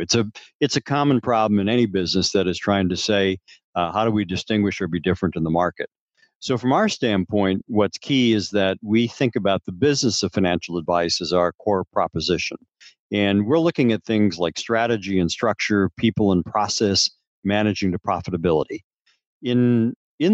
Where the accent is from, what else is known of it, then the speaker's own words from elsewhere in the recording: Upper Peninsula of Michigan, United States; I grew up in the Upper Peninsula of Michigan